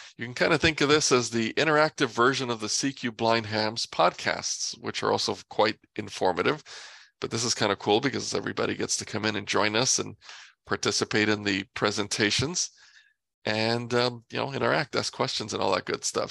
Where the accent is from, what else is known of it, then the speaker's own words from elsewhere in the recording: New York, United States; moved away as an adult; now in Los Angeles, United States; I grew up in New York and moved out here